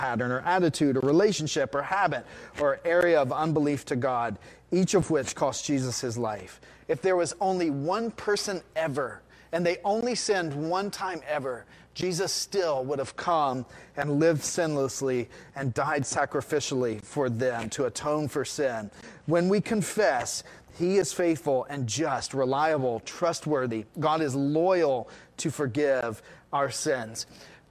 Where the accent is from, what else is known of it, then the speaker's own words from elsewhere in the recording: United States; as an American society